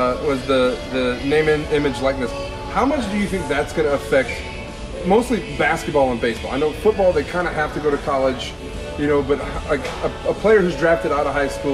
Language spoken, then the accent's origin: English; New Iberia, Louisiana, United States; I'm from New Iberia, Louisiana. I'm a graduate of Westgate High School